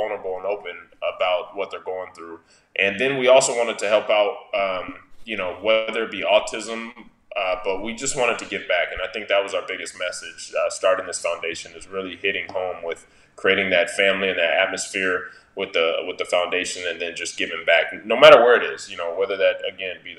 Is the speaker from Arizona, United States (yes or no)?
yes; Arizona, United States; growing up in Arizona